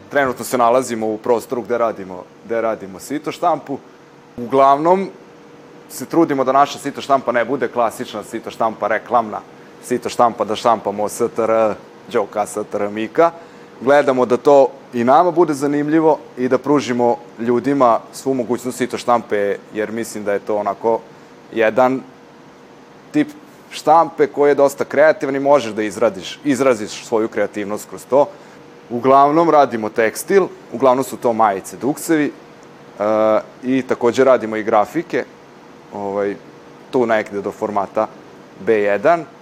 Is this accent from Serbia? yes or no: yes; Novi Bečej, Vojvodina, Serbia; Ja sam inače iz Novog Bečeja, pa sam tamo, jel da, išao i osnovnu i srednju školu.